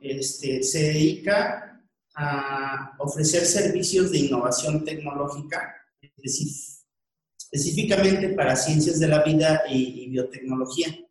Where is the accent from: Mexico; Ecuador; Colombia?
Mexico; como mexicanos